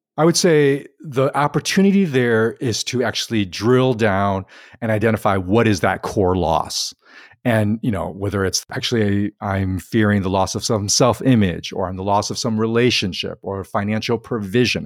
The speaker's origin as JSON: {"language": "English", "town": "Chicago", "region": "Illinois", "country": "United States", "tie": "born or raised there", "said": "I grew up in Chicago"}